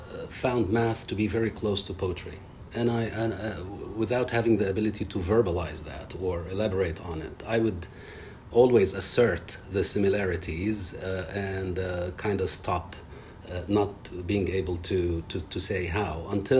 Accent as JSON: {"language": "English", "town": "Beirut", "region": "Beirut Governorate", "country": "Lebanon", "tie": "born or raised there", "also_born_or_lived": "a village in southern Lebanon", "said": "I was born in Beirut, Lebanon, a couple of years before the onset of the civil war, which lasted 15 years. I grew up in a family with limited resources, which were further compromised by war and displacement."}